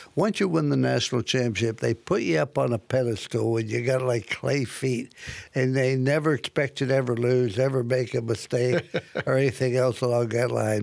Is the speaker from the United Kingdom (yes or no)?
no; Midwest, United States; when I grew up in the Midwest